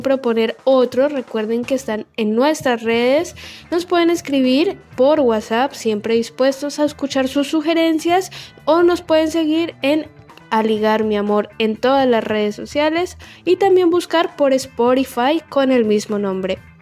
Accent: Colombia; also born or lived in La Boca, Buenos Aires, Argentina; now in Argentina; Yo en mi país soy hincha del equipo más grande de Colombia

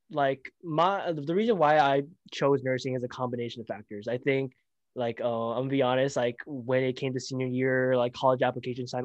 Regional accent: Daly City, California, United States; I'm in nursing from Daly City, California

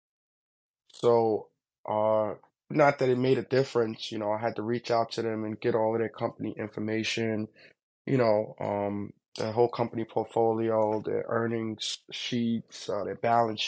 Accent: Hempstead, New York, United States; I grew up in Long Island. Hempstead, Long Island, to be exact

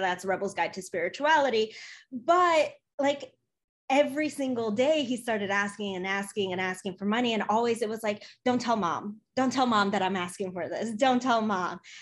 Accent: Chicago, Illinois, United States; also born or lived in Poland; I was born in Poland. I came to the US when I was three years old. I grew up in Chicago

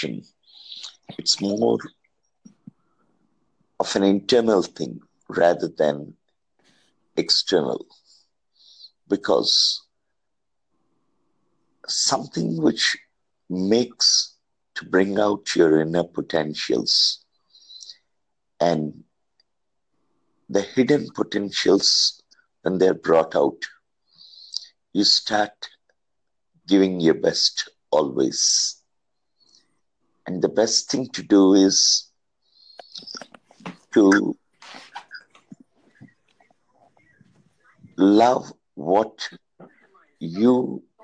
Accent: India; from India.

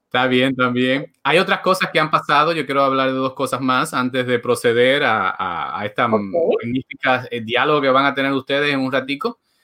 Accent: Dominican Republic; moved away; also born or lived in Puerto Rico / New York; como dominicano, viví en República Dominicana

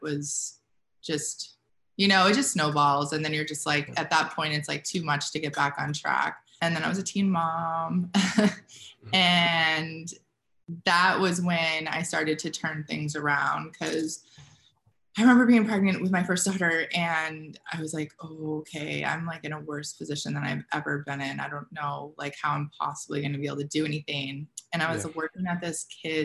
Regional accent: Manchester, New Hampshire, United States; moved away; So I'm from New Hampshire. And if you don't know where that is, it's like right outside of Boston

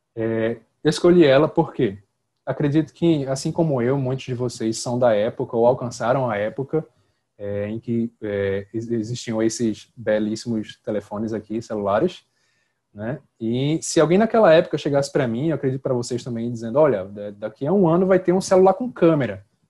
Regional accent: Northeast Region, Brazil; eu sou do Nordeste

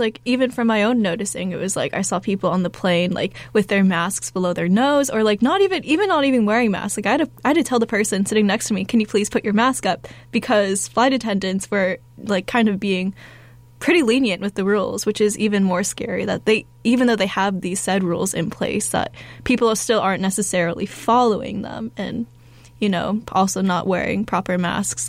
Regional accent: Phoenix, Arizona, United States; my hometown in Phoenix

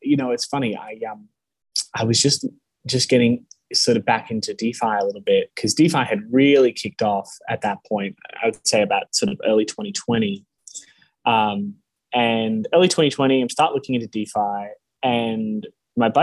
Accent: Australia; moved away; also born or lived in United States / California; I grew up in Australia, but I was born in the States.

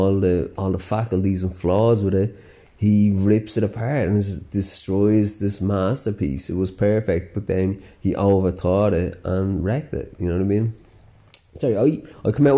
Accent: Dublin, Leinster, Ireland; accent: Dublin; I grew up with this bit of a Dublin accent, but so yeah, I have a bit of a Dublin twang, and I am very proud of my Dublin accent

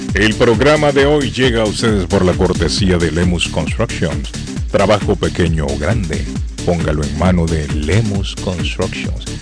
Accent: Honduras; now in Boston, United States; en mi país, en Honduras

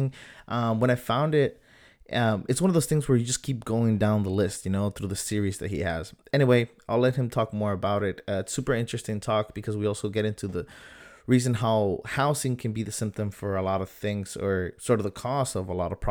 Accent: San Diego, California, United States; growing up in Southern San Diego

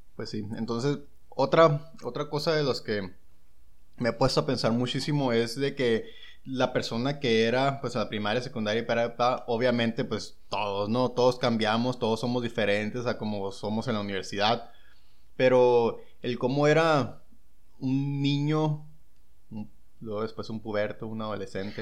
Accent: San Luis Río Colorado, Sonora, Mexico; yo soy de, igual, de San Luis Río Colorado

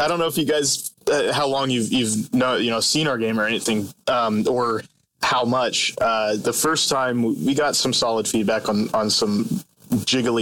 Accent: Hanover, Pennsylvania, United States; moved away as an adult; now in Los Angeles, United States; I grew up in Hanover, Pennsylvania, and I did, in fact, work at the Utz factory in the summers.

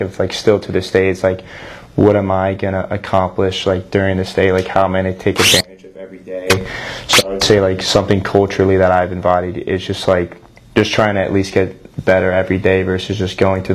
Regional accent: Austin, Texas, United States; moved away as an adult; now in Jacksonville, United States; I'm from Austin, Texas.

